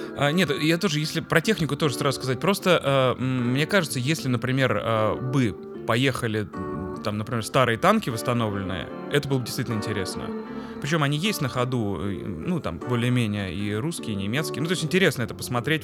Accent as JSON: {"language": "Russian", "region": "Moscow", "country": "Russia", "tie": "born or raised there", "said": "мы так э, жили козырно прямо на Тверской улице"}